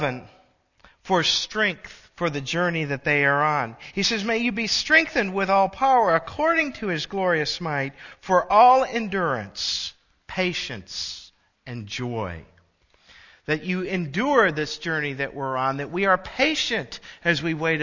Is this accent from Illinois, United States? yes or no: yes; Illinois, United States; also born or lived in Michigan; I moved from Michigan back home to Illinois